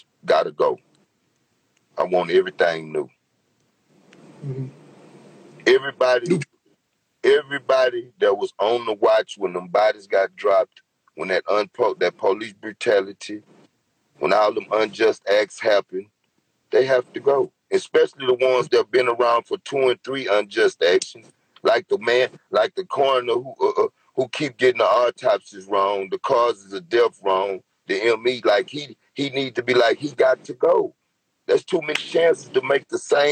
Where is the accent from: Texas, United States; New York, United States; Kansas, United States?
Texas, United States; Houston; I'm from Houston